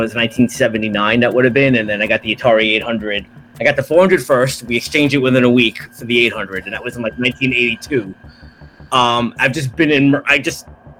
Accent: New York City, New York, United States; I grew up in Brooklyn, New York

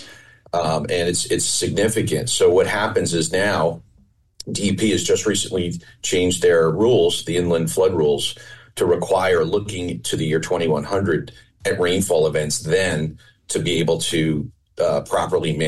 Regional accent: Pompton Lakes, New Jersey, United States; I grew up in Pompton Lakes, New Jersey. I grew up on a lake

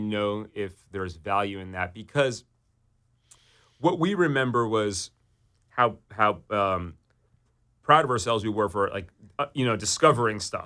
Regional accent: New York City, New York, United States; I grew up on the Upper East Side in New York City

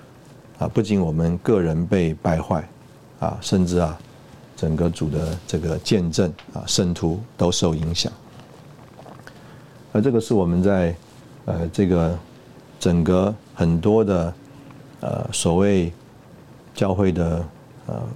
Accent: China; 我们中国人吃饭用筷子啊，比这个西方人高明多了

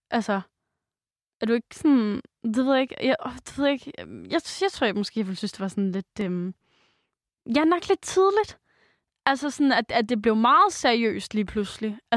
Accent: Jutland, Denmark; moved away; jeg er jo fra Jylland

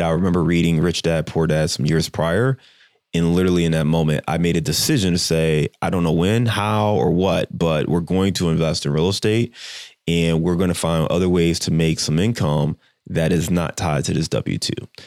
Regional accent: Cleveland, Ohio, United States; moved away; I'm from Cleveland

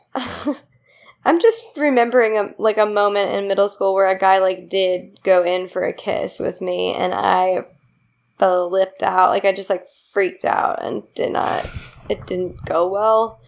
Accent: Indiana, United States; a Midwesterner and a person from Indiana specifically

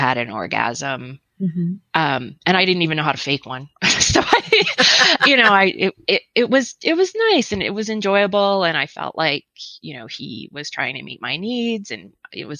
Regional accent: northern Wisconsin, United States; moved away as an adult; now in Idaho, United States; I live in Idaho and I grew up in Wisconsin.

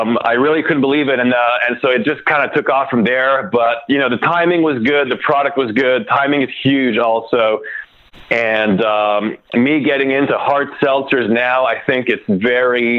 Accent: Canada; now in United States; I'm actually from Canada.

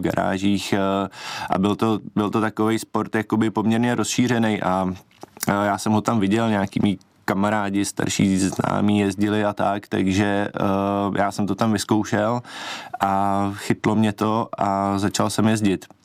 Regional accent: České Budějovice, South Bohemian Region, Czechia; jsem eh, z, z Českých Budějovic

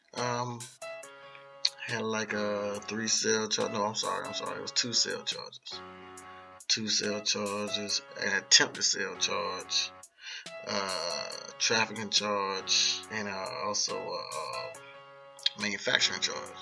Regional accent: Jacksonville, Florida, United States; also born or lived in Philadelphia / Delaware; raised at Jacksonville, Florida, around the Arlington area

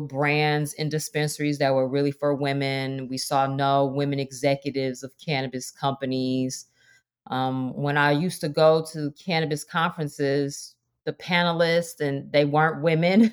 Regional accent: Detroit, Michigan, United States; moved away as an adult; I am born and raised in Detroit

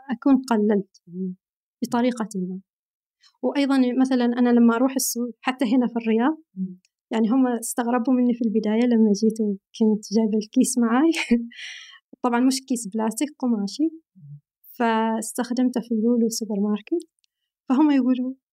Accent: Al Batinah North, Oman; now in Riyadh, Saudi Arabia; أنا من الشمال من شمال عمان

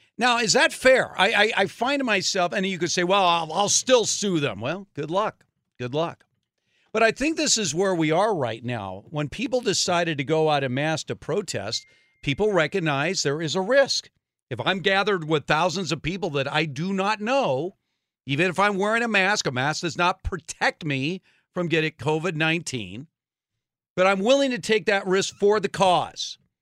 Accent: Los Angeles, California, United States; when I was a little kid growing up in Los Angeles, I was a Dodger fan

